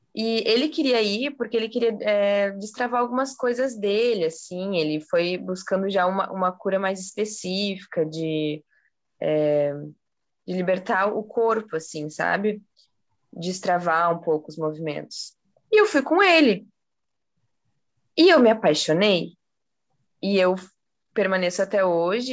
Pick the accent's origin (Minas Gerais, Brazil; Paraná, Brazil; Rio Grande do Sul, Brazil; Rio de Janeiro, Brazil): Rio Grande do Sul, Brazil; Porto Alegre; moved away as an adult; now in Curitiba, Brazil; Eu sou de Porto Alegre e eu fui para Curitiba para estudar. Eu estou em Curitiba faz uns cinco anos